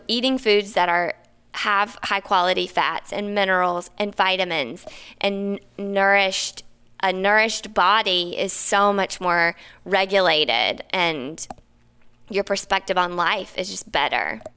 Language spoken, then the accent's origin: English; the South, United States; also born or lived in Napa / New York / Maine; now in Los Angeles, United States; I grew up in the South.